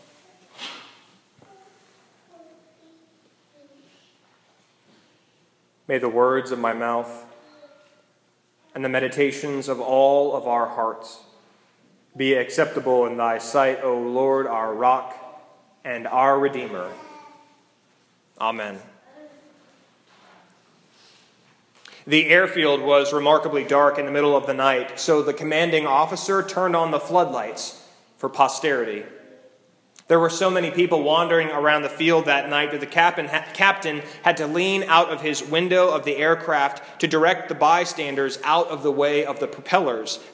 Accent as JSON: {"language": "English", "country": "United States", "said": "We as American Christians"}